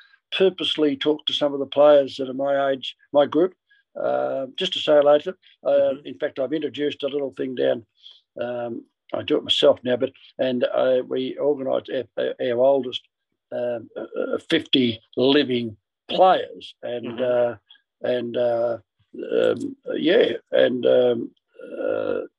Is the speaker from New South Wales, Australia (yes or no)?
no; Ballarat, Victoria, Australia; moved away; Ballarat where I came from